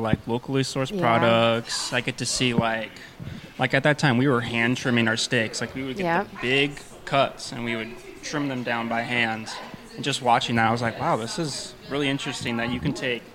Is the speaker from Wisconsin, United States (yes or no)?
yes; Eau Claire, Wisconsin, United States; I'm born and raised in Eau Claire, so I've lived here my whole life.